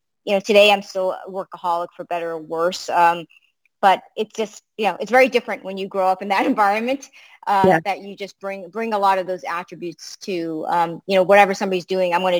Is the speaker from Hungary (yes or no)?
no; Boston, Massachusetts, United States; English is a second language; also born or lived in Africa; we literally arrived into Boston with $99